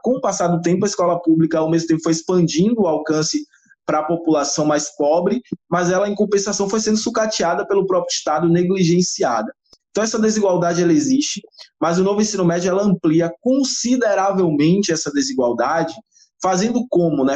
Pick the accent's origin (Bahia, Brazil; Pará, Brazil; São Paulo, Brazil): Bahia, Brazil; also born or lived in Feira de Santana; sou natural da Bahia, morador de Feira de Santana, especificamente